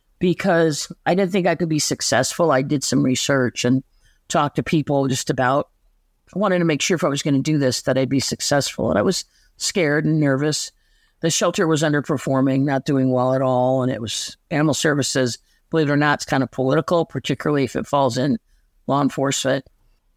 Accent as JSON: {"language": "English", "town": "Chicago", "region": "Illinois", "country": "United States", "tie": "born or raised there", "said": "I mean, I grew up in Chicago, but my mom's family were farmers in Western Kentucky."}